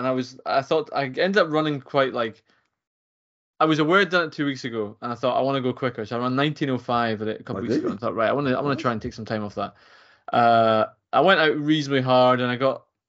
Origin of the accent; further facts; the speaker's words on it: Fife, Scotland, United Kingdom; I live in Fife. I grew up in Fife, but I didn't get into athletics till I was at uni.